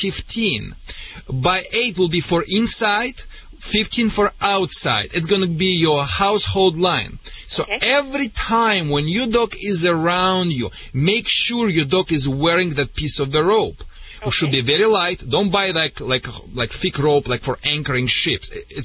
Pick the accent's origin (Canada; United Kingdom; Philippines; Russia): Russia; English is a second language; now in United States; Sorry for my accent. I think it's a Michigan accent. It's so contagious here in Michigan. You know, I came in Russia directly to the Michigan.